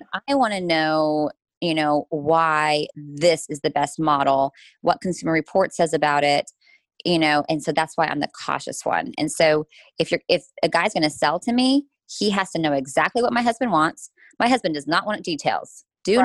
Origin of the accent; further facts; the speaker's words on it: United States; as an American